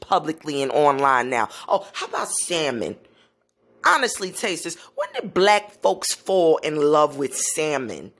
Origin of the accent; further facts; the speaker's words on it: New York City, New York, United States; I grew up in Brooklyn, New York, around the Caribbean community, and I've been living here all my life